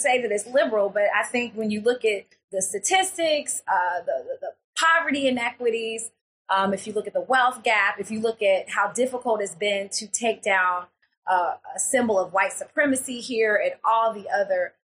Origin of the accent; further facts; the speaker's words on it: Florence, Alabama, United States; my hometown